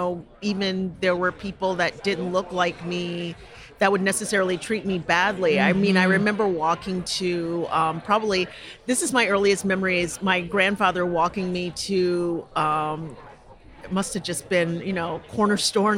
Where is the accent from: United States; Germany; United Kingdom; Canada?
United States; Connecticut; also born or lived in Georgia; I was born in Georgia, and we moved when I was 3 going on 4 to Connecticut. My parents moved north, so my brother and I, he wasn't born yet.